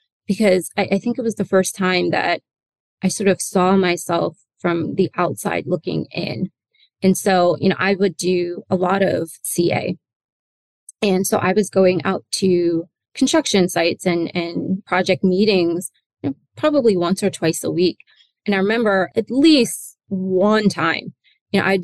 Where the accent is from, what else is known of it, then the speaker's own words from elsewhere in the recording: Newark, New Jersey, United States; also born or lived in Atlanta / London / New York City; I was born in Jersey. So I'm from Newark, New Jersey.